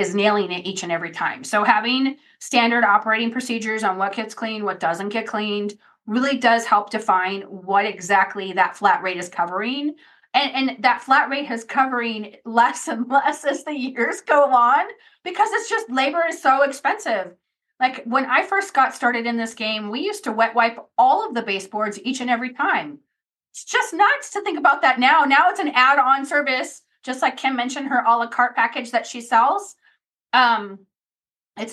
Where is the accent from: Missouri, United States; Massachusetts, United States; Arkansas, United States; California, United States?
California, United States; Redondo Beach; in Los Angeles, where I'm from, I grew up in Redondo Beach.